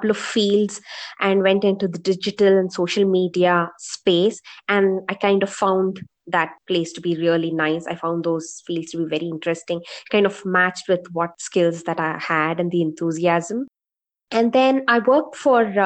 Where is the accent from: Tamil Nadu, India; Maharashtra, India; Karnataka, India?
Karnataka, India; Bangalore; I'm from Bangalore, born and brought up here